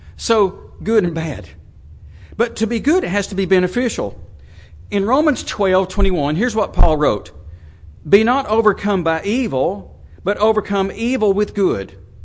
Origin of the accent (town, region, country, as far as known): United States